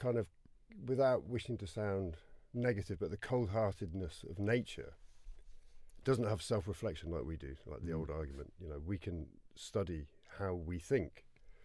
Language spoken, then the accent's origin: English; Cheddar, South West England, United Kingdom; also born or lived in Falmouth, Cornwall; I grew up near the Mendip Hills, near Cheddar